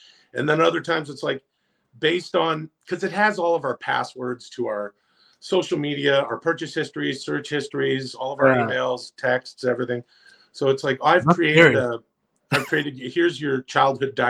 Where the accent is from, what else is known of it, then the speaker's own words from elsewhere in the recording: Ladner, British Columbia, Canada; I grew up in Ladner, not far from South Surrey, where you are